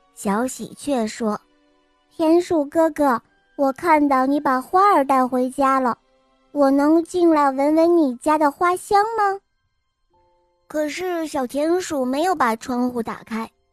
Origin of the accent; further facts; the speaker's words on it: Dalian, Liaoning, China; 我今年五岁了，我来自大连